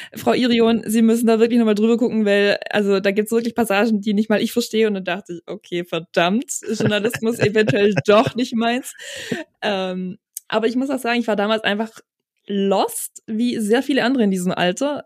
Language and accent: German; near Balingen, Baden-Württemberg, Germany; also born or lived in Starnberg, Bavaria; Ich komme auch nicht direkt aus Balingen, sondern aus einem ganz, ganz, ganz kleinen Kuhkaff, weit entfernt von Balingen